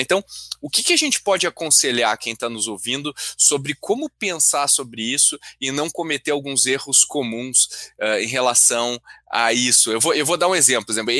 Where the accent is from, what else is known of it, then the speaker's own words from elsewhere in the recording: Rio Grande do Sul, Brazil; eu como gaúcho